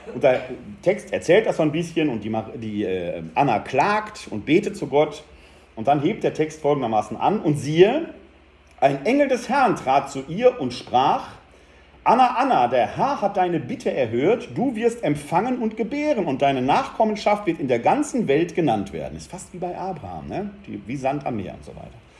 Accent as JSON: {"language": "German", "town": "Essen", "region": "North Rhine-Westphalia", "country": "Germany", "tie": "born or raised there", "said": "ich bin in Altendorf groß geworden, wo die Krupp-Fabriken standen"}